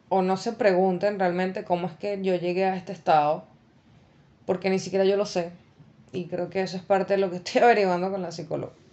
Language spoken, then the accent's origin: Spanish; Venezuela; moved away; yo me vine de Venezuela eh, y viajé durante dos semanas por tierra.